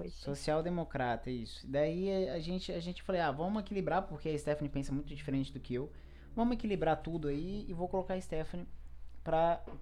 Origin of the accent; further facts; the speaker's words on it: Brazil; Eu, eu, eu, eu, sou brasileiro, né?